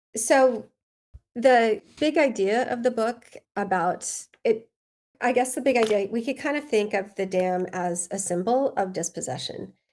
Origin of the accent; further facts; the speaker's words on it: Cottonwood Heights, Utah, United States; moved away as an adult; also born or lived in Murray, Utah / New Jersey / El Paso, Texas; now in Austin, United States; I grew up in Cottonwood Heights